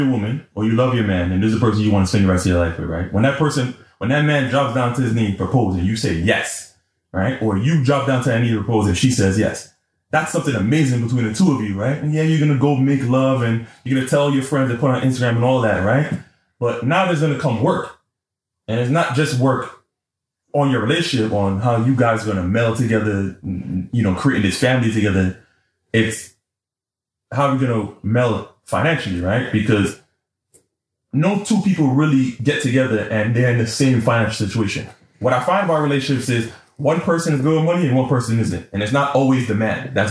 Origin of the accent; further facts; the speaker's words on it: New York City, New York, United States; I'm from East Flatbush